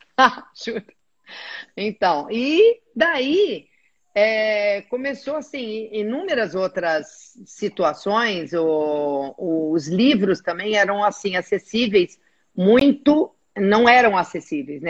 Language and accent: Portuguese; Brazil; eu sou do Brasil, estou aqui